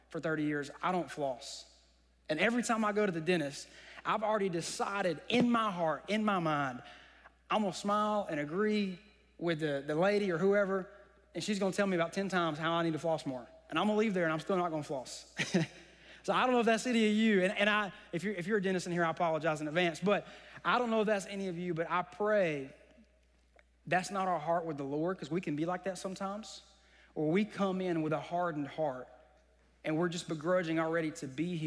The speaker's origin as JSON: {"language": "English", "town": "Vidalia", "region": "Georgia", "country": "United States", "tie": "born or raised there", "said": "I'm from Vidalia, graduated in 2010."}